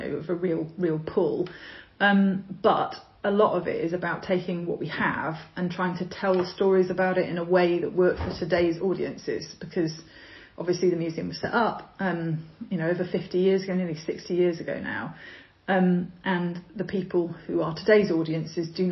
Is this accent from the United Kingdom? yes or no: yes; Cumbria, North West England, United Kingdom; moved away as an adult; also born or lived in London; now in Suffolk, United Kingdom; I grew up in Cumbria in a sheep farming area